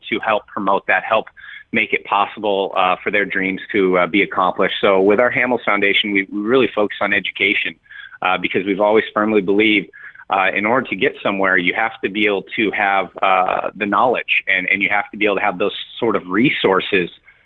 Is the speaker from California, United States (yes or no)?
yes; San Diego, California, United States; moved away; I grew up in San Diego